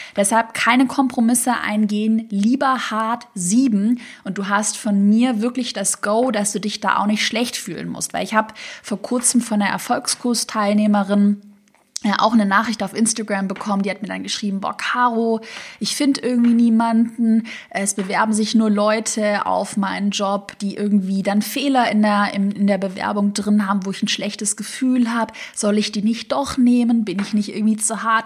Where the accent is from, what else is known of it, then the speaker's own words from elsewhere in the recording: Tübingen, Baden-Württemberg, Germany; now in Berlin, Germany; Tübingen, da wo ich herkomme